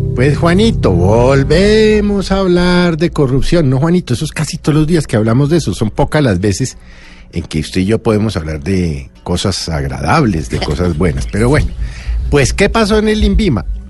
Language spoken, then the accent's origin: Spanish; Colombia; como ciudadano, como colombiano